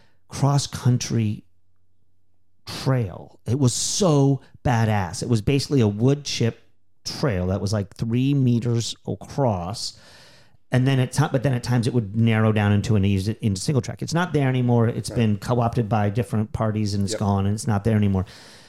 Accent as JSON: {"language": "English", "region": "Texas", "country": "United States", "tie": "born or raised there", "also_born_or_lived": "Philadelphia, United States", "said": "We moved from the Northeast, from Philadelphia area, from Pennsylvania area, to Texas. I started running much more seriously. I was like 7 years old"}